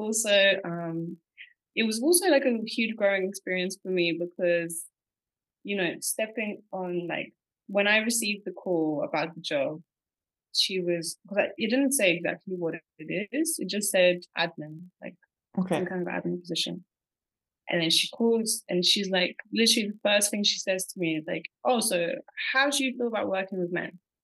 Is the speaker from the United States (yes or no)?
no; Portsmouth, South East England, United Kingdom; moved away as an adult; also born or lived in Bulgaria / London; now in Cambodia; So I moved to the UK when I was 9 and I went to school there and then I went to college there and then I went to university in London. I grew up in Portsmouth, which is like a small seaside town.